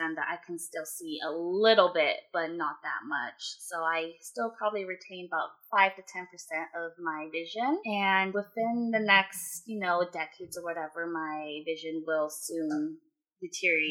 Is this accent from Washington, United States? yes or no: no; Fremont, California, United States; also born or lived in Sacramento, California; I grew up here in Fremont, California with Vicky.